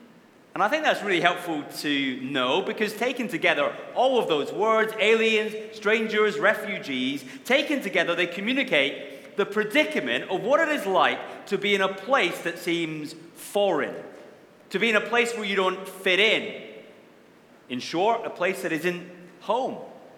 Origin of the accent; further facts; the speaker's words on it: Wishaw, Scotland, United Kingdom; also born or lived in Bellshill; I was born in a Scottish town called Belsill, which most of you have never heard of, I guess. And then I spent my first 17 years in another place that most of you have never heard of called Wishaw